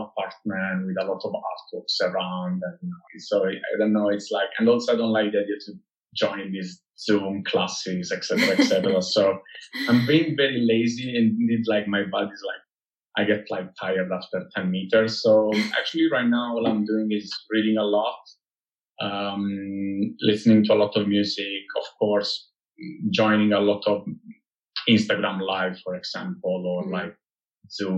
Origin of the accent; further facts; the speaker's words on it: Italy; moved away; I was born and bred in Italy